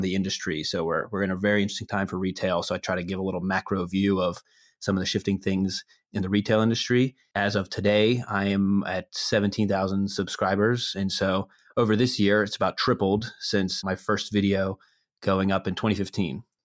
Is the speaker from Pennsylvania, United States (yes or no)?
yes; Pittsburgh, Pennsylvania, United States; I am from Pittsburgh originally